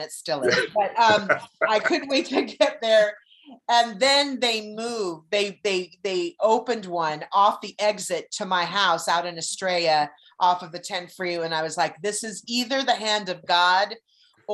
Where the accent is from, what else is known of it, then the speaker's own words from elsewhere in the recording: California, United States; moved away; also born or lived in Arizona; I'm from California, and I've been going there since I was little